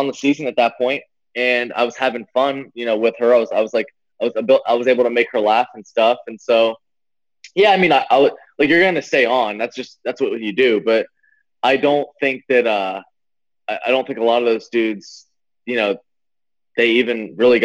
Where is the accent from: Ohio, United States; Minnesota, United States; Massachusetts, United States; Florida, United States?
Florida, United States; I'm from Florida